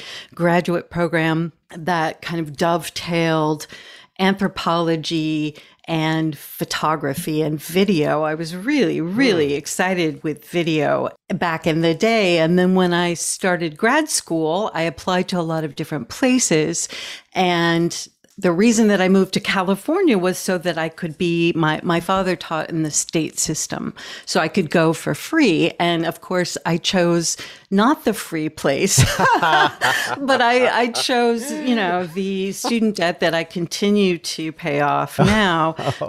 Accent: Scotland, United Kingdom; born there; No, I was born in Scotland.

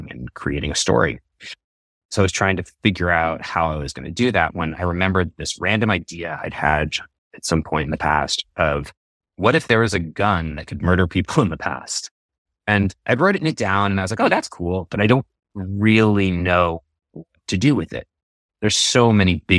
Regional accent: New York, United States; I'm from New York, outside the city originally

